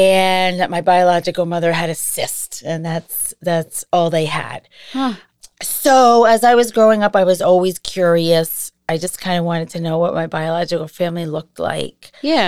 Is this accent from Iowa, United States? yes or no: no; Massachusetts, United States; born there; I was born in 1969 in Massachusetts.